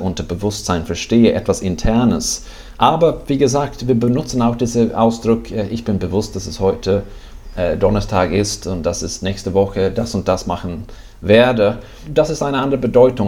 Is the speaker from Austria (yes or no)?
no; Sweden; German is a second language; now in Netherlands; ich bin Schwede, das hört man vielleicht